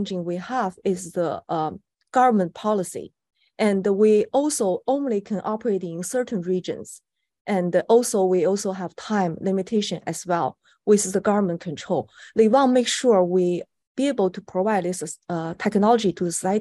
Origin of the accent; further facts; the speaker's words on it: China; moved away; I was born in China